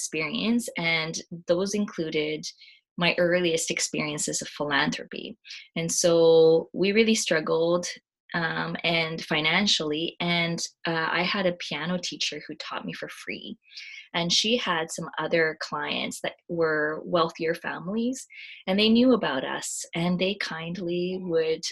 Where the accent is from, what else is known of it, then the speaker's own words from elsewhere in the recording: Canada; I identify as Japanese Canadian